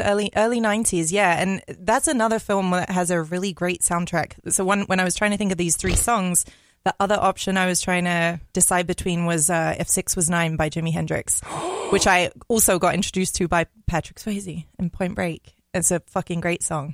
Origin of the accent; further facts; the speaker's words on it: London, United Kingdom; moved away as an adult; now in Minneapolis, United States; I'm from London, so okay. I I live there. My my whole life until I was 25